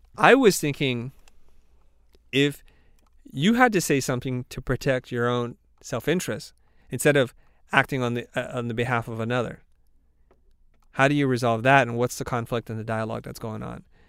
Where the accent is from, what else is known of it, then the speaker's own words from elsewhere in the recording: the South, United States; we're both from the South